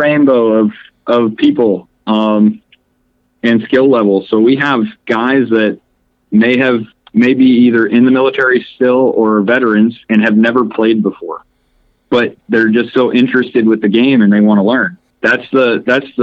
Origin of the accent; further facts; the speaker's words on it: Framingham, Massachusetts, United States; moved away; also born or lived in Minnesota; I'm not from too far away. I grew up around Framingham, Mass